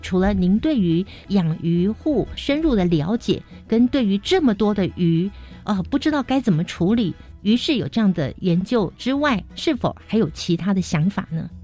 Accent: Taiwan; 我们台湾人呢，是住在这个四面环海的台湾

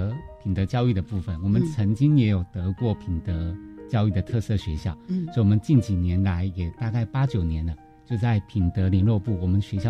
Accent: Penghu County, Taiwan; 我刚好就在我们龙门 国小隔壁隔壁村，所以离其实如果老家来到龙门国小，大概两三分钟就

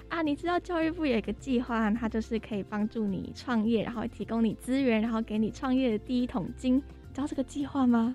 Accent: Taiwan; 我们台湾

